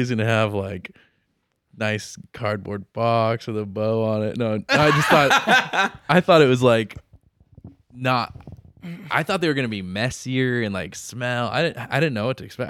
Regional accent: Santa Maria, California, United States; I grew up in Santa Maria, so we do Santa Maria barbecue

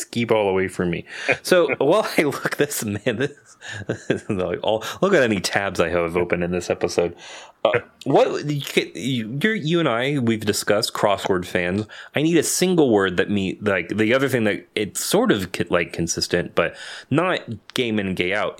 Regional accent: Santa Clarita, California, United States; I grew up in Santa Clarita

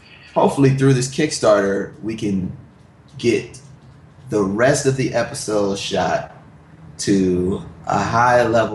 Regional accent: Milwaukee, Wisconsin, United States; I'm from Milwaukee

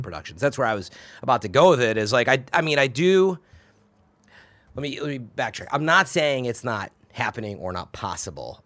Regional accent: Chicago, Illinois, United States; now in San Francisco, United States; I'm from the Chicago area

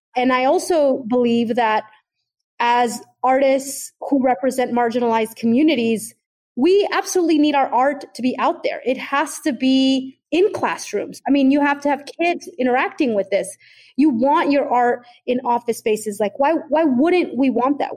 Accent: Oakland, California, United States; I was growing up in Oakland, California during the 80s and 90s

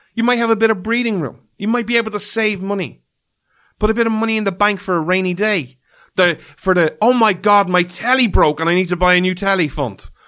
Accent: Ireland; as an Irishman

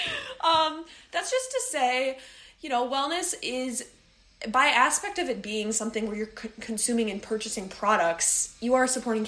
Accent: Midwest, United States; moved away as an adult; now in New York, United States; We're from the Midwest.

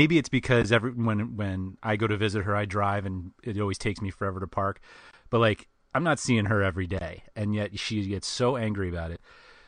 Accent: New York City, New York, United States; I am born and raised in New York City. I learned to drive in New York City. I learned to park in New York City.

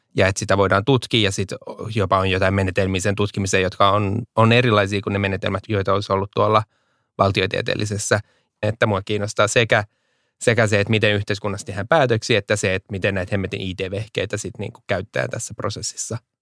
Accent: Finland

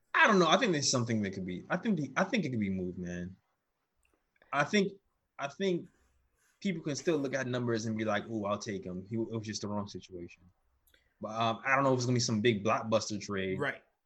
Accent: New York, United States; I'm from New York

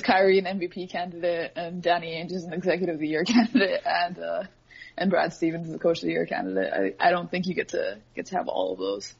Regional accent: Edmonton, Alberta, Canada; moved away as an adult; now in Toronto, Canada; I, am born and raised in Edmonton

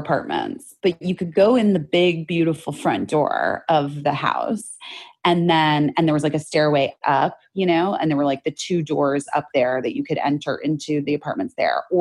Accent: Arizona, United States; moved away as an adult; now in Los Angeles, United States; I grew up in Arizona where everything's brand new

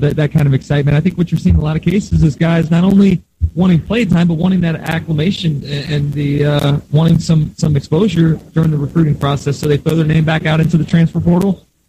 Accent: Gainesville, Florida, United States; I grew up in Gainesville, a lifelong Gator fan

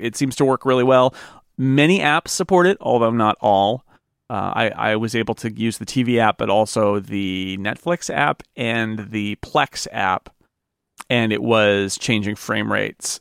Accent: United States; as an American

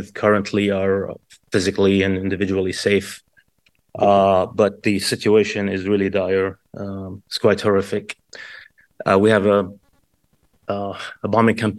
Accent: Kuwait; now in California, United States; I was born and raised in Kuwait, as many Palestinians who was evicted of our homeland

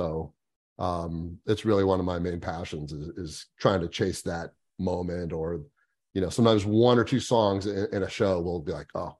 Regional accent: Florida, United States; Yeah, so I was born and raised down here in South Florida.

